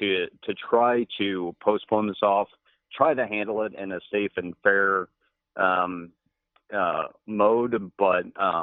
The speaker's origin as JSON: {"language": "English", "region": "Illinois", "country": "United States", "moved": "yes", "lives_now": "Wisconsin, United States", "said": "because I'm not native to Wisconsin, I am a transplant from Illinois, but I've lived up here for about 15 years"}